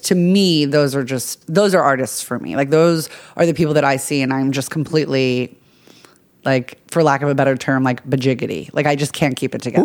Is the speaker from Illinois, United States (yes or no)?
no; Long Island, New York, United States; I'm from Long Island, New York.